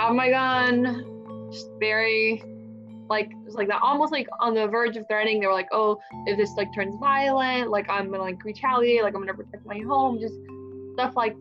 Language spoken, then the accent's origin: English; Venezuela; now in Katy, United States; I am an immigrant from Venezuela